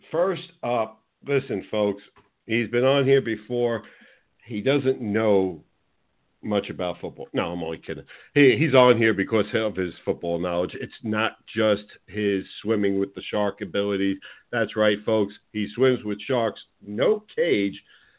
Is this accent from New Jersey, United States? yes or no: yes; New Jersey, United States; now in Florida, United States; I am originally from New Jersey. I'm a huge Giants fan, moved out to Florida